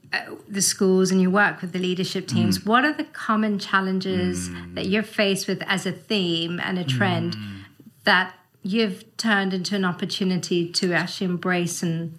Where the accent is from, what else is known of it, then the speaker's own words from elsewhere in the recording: South Africa; moved away; I'm from South Africa originally